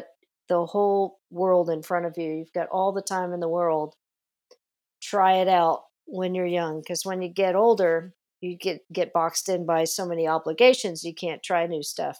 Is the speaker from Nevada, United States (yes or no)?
yes; Las Vegas, Nevada, United States; born there; now in California, United States; I was born in Las Vegas initially, but California was really calling my name with all the movies and all the music coming out of California.